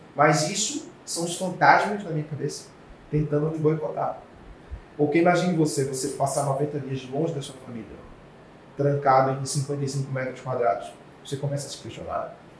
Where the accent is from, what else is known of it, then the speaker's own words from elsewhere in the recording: Carpina, Pernambuco, Brazil; also born or lived in Jaboatão dos Guararapes, Pernambuco; eu sou da nascido do interior do estado de Pernambuco, uma cidade chamada Carpina